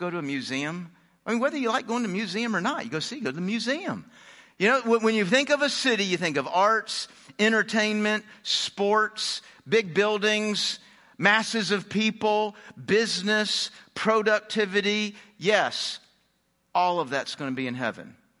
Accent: Houston, Texas, United States; also born or lived in Phoenix / Dallas; I was born in Phoenix. I grew up in Houston. I've lived in Dallas.

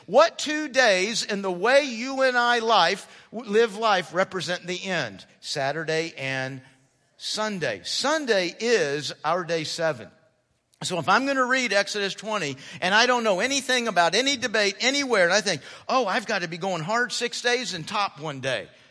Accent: United States; I'm American. And as an American, I'm all about the individual.

